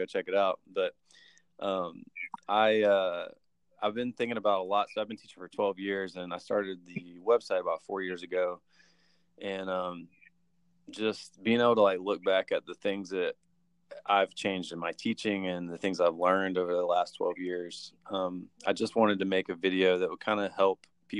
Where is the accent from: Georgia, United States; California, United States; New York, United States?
Georgia, United States; I'm actually from Georgia